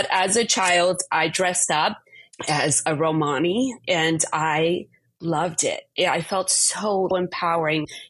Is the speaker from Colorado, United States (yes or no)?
no; New York City, New York, United States; growing up in New York City